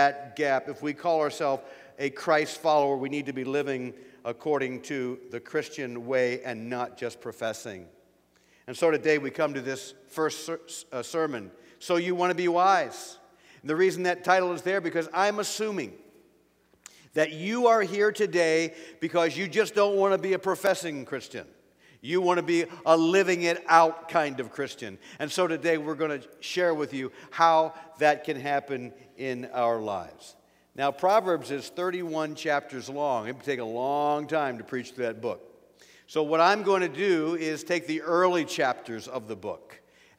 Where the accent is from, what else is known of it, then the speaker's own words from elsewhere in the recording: Pennsylvania, United States; now in Ohio, United States; I'm from Pennsylvania